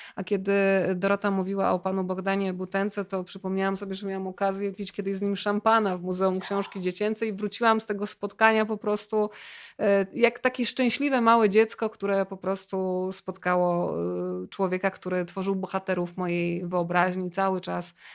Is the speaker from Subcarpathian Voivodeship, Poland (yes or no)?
yes; Rzeszów, Subcarpathian Voivodeship, Poland; ja jestem z Rzeszowa